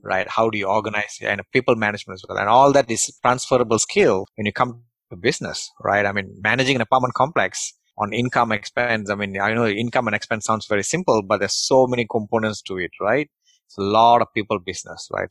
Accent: Malaysia; English is a second language; moved away; who came from Malaysia and English is my third language

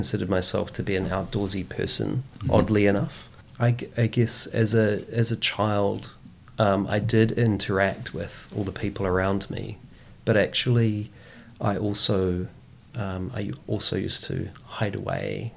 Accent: Christchurch, Canterbury, New Zealand; I grew up in St. Martin's, you know, by the hills, and my school, primary school, was very close by, Opawa Primary School

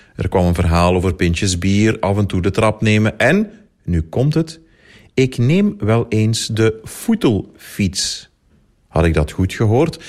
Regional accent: Limburg, Belgium; Als Limburger

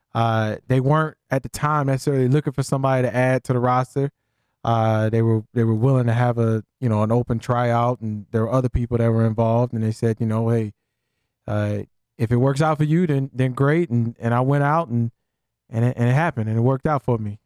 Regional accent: Columbia, South Carolina, United States; we grew up in Columbia, South Carolina

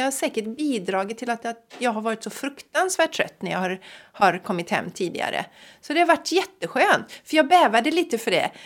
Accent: Sweden; vi som svenskar

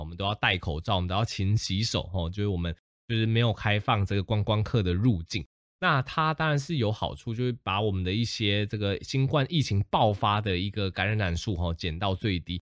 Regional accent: Taiwan; 我们台湾人就会对这个流感多了几分的保护

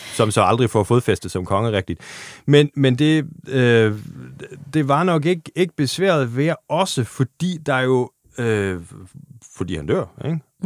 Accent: Germany; Danish is a second language; moved away; som tysker

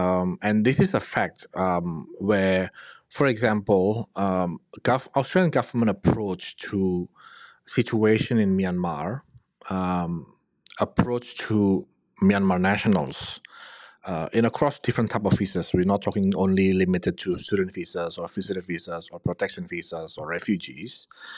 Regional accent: Indonesia; English is a second language; For example, I'm from Indonesia, and in many decision that I receive from inquiries or clients where they get a refusal letter on a student visa

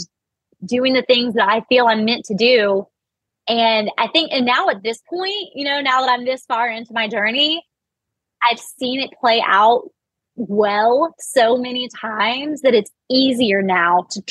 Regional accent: Missouri, United States; I'm from Missouri

